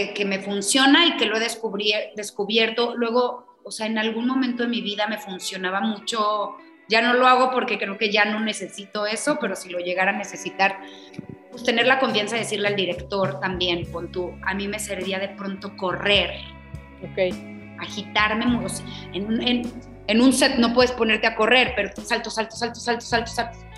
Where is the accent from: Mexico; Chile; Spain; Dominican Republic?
Mexico; Aguascalientes; Soy de Aguascalientes, mi familia no tiene nada que ver con el arte